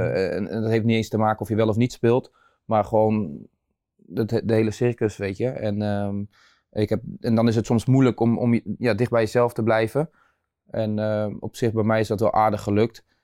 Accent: Nieuwegein, Utrecht, Netherlands; geboren en getogen in Nieuwegein

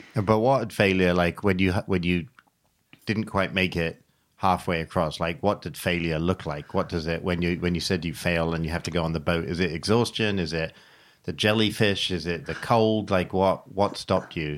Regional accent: England, United Kingdom; I grew up in England, never having learned how to swim

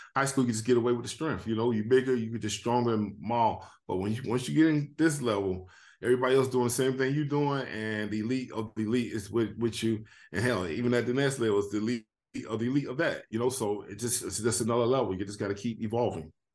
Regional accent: Miami, Florida, United States; I was from Miami

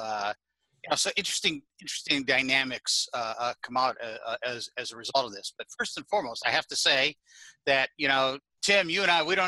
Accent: New Jersey, United States

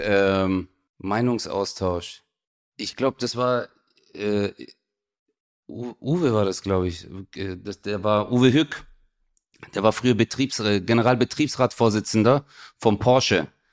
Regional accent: Stuttgart, Baden-Württemberg, Germany; ich komme ja auch aus Stuttgart

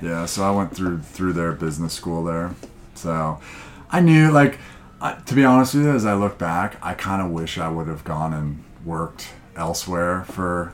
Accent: Montana, United States; moved away; I grew up in Montana

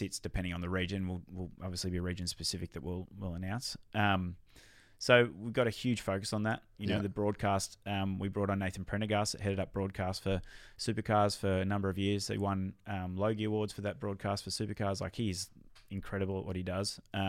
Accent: Australia; selfishly as an Aussie and, you know, someone that wants to see them in our own country, I think that's a bummer.

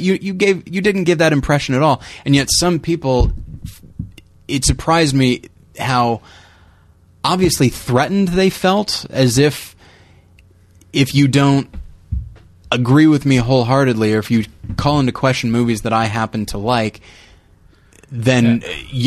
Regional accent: United States; I'm an American

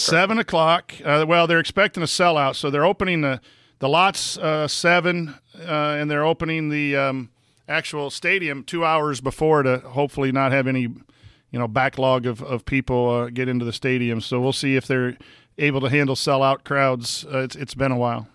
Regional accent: La Porte, Indiana, United States; Laporte, my hometown

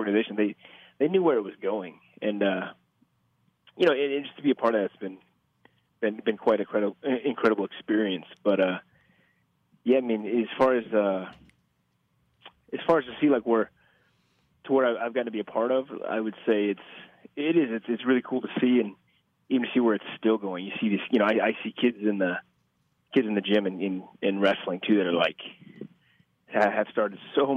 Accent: Omaha, Nebraska, United States; I'm from Omaha

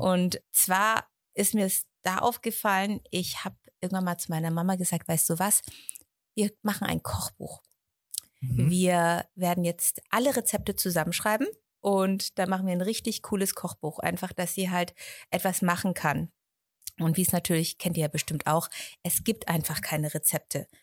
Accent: Erlangen, Bavaria, Germany; Ich bin in Erlangen aufgewachsen

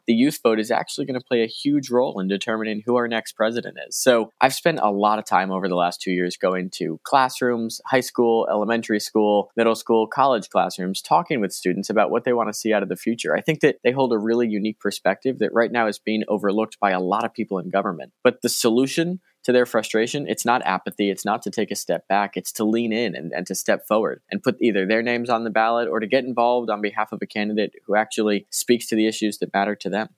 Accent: Westport, Connecticut, United States; I grew up in Westport, Connecticut, an incredibly privileged suburb here in Fairfield County

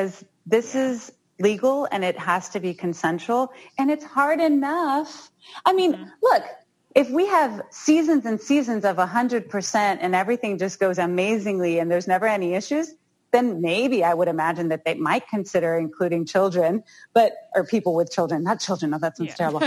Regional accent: Houston, Texas, United States; Houston, which is my hometown. That's where I'm from

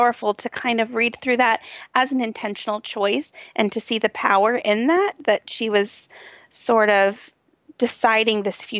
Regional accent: Cincinnati, Ohio, United States; it was right in my hometown, and some of the streets that you talked about were running right by my office.

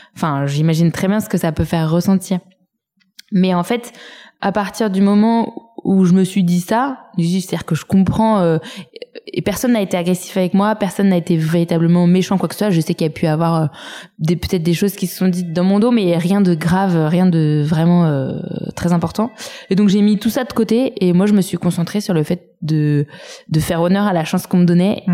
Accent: Saint-Cloud, Île-de-France, France; J'ai grandi à Saint-Cloud euh, dans les Hauts-de-Seine

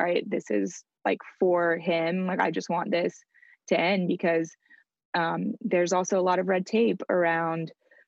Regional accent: France; moved away; I grew up in France

